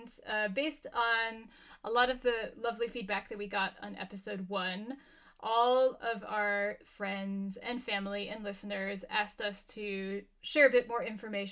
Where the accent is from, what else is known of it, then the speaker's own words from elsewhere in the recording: United States; moved away as an adult; also born or lived in Boulder, Colorado, United States / Uzbekistan / Romania; now in Berlin, Germany; I'm also originally American.